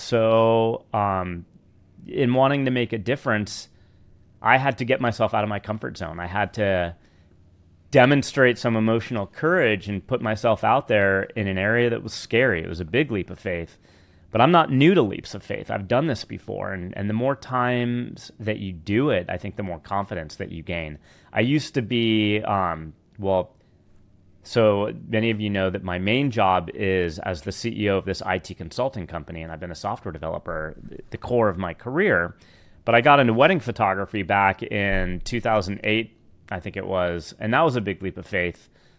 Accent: California, United States; But being from the Bay Area, I mean, I grew up in the Redwoods. I grew up, you know, hiking the mountains, the Marin Headlands, like all the open space around Marin County.

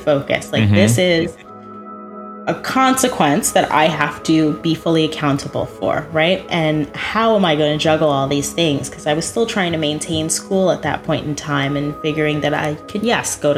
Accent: New Jersey, United States; now in West Palm Beach, United States; Well, I grew up in New Jersey. I'm very much a Jersey girl.

